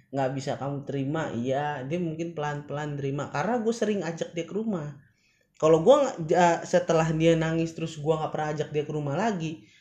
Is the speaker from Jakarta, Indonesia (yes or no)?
yes; Jakarta, Indonesia; also born or lived in Bekasi; gue di sini lahir di tanahnya Bekasi mungkin ya {S1} hmm. {S0} cuman emang daerah gue daerah Jakarta